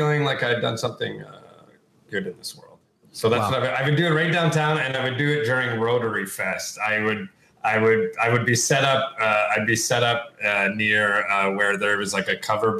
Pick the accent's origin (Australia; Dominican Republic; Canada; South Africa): Canada; Sault Ste. Marie, Ontario; I'm from Sault Ste. Marie